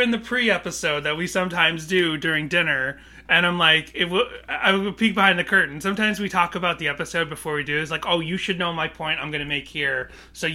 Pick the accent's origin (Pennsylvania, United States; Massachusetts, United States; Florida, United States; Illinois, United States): Massachusetts, United States; Boston; I grew up in Boston